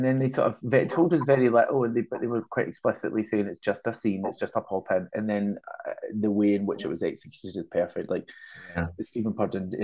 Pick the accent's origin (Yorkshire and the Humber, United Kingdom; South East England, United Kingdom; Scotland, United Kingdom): Scotland, United Kingdom; Glasgow; accent: Scottish; I'm working class, I grew up in Castlemilk